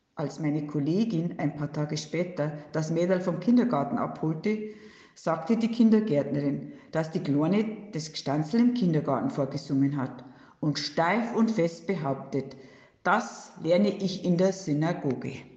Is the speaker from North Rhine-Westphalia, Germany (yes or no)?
no; Straubing, Bavaria, Germany; accent: Bavarian; first language Bavarian German; Ich wurde in Straubing geboren und ging hier zur Schule. Als meine Muttersprache würde ich bayerisch Deutsch angeben.